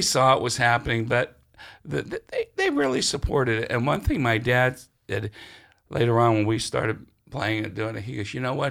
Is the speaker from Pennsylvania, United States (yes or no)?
yes; Sharon, Pennsylvania, United States; I'm from, uh, Sharon, Pennsylvania.